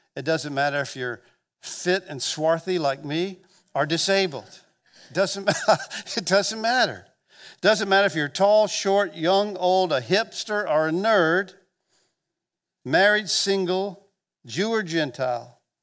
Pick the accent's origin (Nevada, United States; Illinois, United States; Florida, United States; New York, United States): Florida, United States; Gulf Breeze; I'm from Northwest Florida. I grew up here, the South